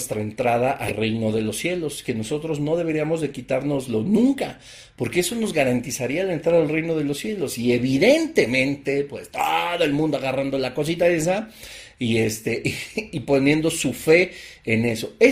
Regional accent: Mexico; te acabó el 20, como decimos en México, ¿verdad?

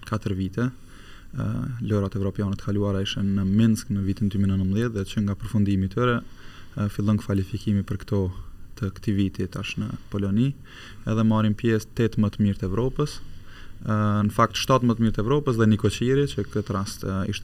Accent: Kosovo; moved away as an adult; also born or lived in Germany; now in Switzerland; kam lindur në Gjermani, në Gjermani. të Gjermanisë dhe pas luftës um, um, përfundova klasën e parë atje dhe pas luftës vendosëm prind me u kthy vullnetarisht në Kosovë

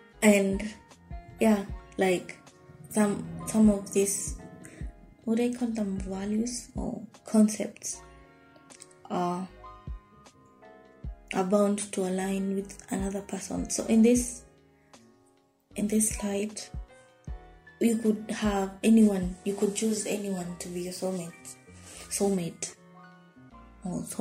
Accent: Nairobi, Kenya; I'm from Nairobi, Kenya

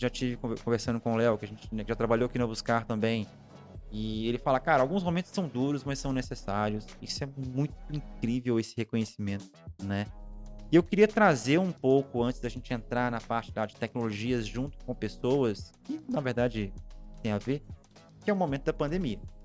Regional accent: Minas Gerais, Brazil; Eu sou mineiro, na verdade

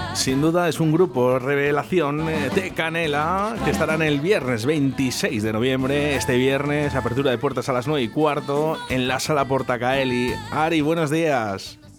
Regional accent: San Sebastián, Basque Country, Spain; estáis en Donosti, en mi tierra

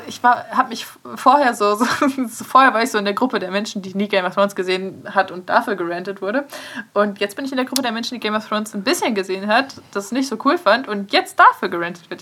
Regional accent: Aurich, Lower Saxony, Germany; moved away; zurück nach Aurich, also meine, meine Heimat

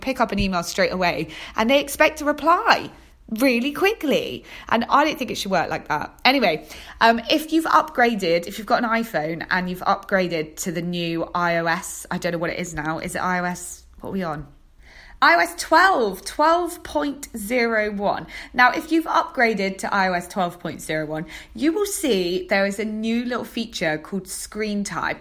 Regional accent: Torquay, South West England, United Kingdom; moved away as an adult; now in London, United Kingdom; I was born and raised in Devon, Torquay in Devon.

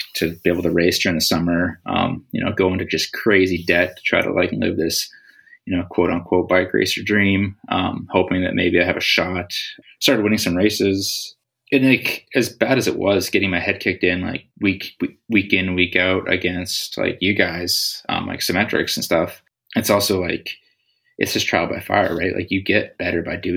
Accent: Saskatchewan, Canada; moved away; I grew up like in Saskatchewan

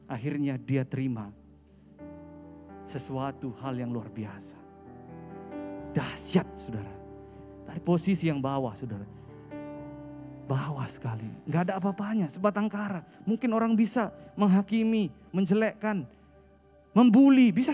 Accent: North Sumatra, Indonesia; Saya asal dari Sumatera Utara. Saya lahir di sana.

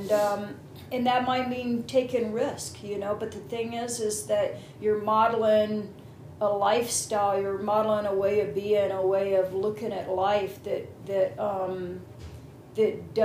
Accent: Southeast, United States; I'm from the Southeast. I think it's called the Bible Belt.

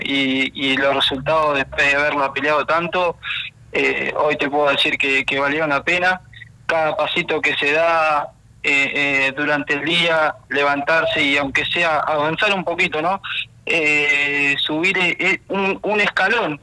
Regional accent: Bahía Blanca, Buenos Aires Province, Argentina; yo soy de Ingeniero Guay. Eh, Ingeniero Guay es un, es un barrio que queda en Bahía Blanca, provincia de Buenos Aires.

